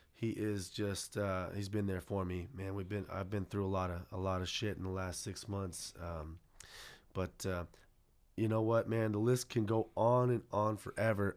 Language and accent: English; San Jose, California, United States; I'm born and raised McKee and King, Eastside San Jose.